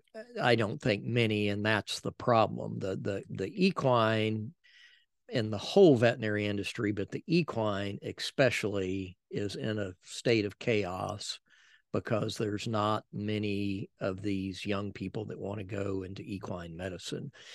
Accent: San Antonio, Texas, United States; also born or lived in Helotes; we lived, we grew up in San Antonio in Castle Hills

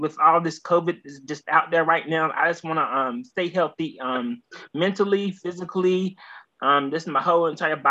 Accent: North Carolina, United States; I'm from North Carolina. I'm African-American, I'm Black. We may have had some Cherokee within our family lineage at some point in time

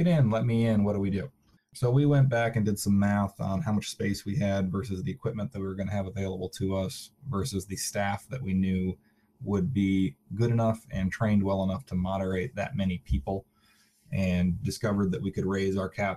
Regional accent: Minnesota, United States; I'm from Minnesota

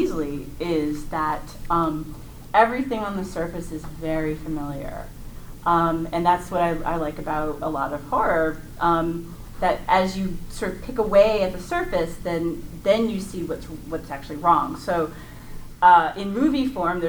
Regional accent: Memphis, Tennessee, United States; I'm Memphis

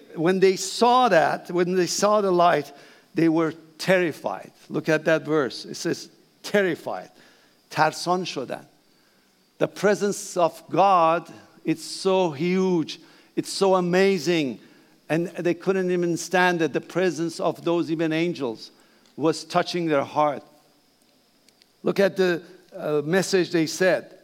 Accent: Iran; English is a second language; moved away; Please bear my accent, that's okay. I'm Persian

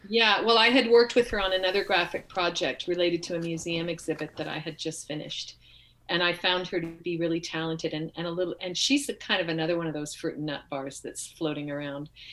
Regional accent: Bay Area of San Francisco, California, United States; moved away as an adult; also born or lived in Upper Columbia Basin; now in Topanga Canyon, United States; I was born and raised in California

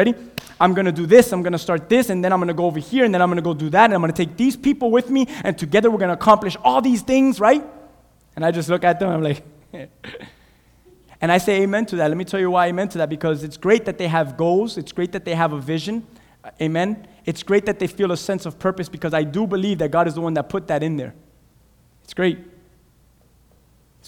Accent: Cuba; English is a second language; now in United States; Cuba, I'm from Cuba

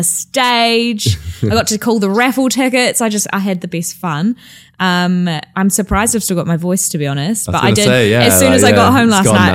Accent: Christchurch, Canterbury, New Zealand; now in London, United Kingdom; I come from Christchurch, which is in the middle of the South Island.

